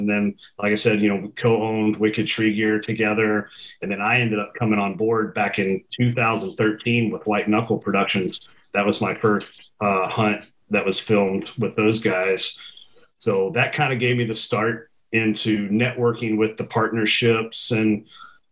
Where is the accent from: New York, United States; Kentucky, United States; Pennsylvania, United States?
Kentucky, United States; Central; moved away; where I grew up in Central Kentucky